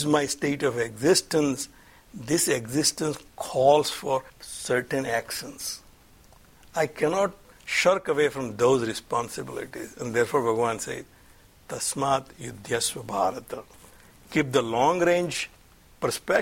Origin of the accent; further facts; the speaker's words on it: India; now in United States; I'm an Indian